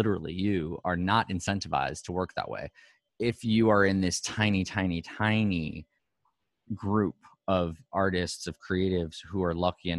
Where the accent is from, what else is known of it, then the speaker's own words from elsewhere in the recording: New York City, New York, United States; Like, I'm a Manhattan kid. I'm first generation Manhattan, fourth generation Bensonhurst, Bay Ridge.